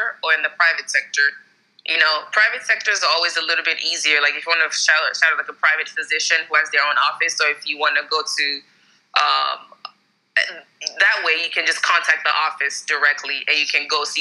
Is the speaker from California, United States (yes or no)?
no; Maryland, United States; moved away; also born or lived in Texas, United States; I'm from Maryland originally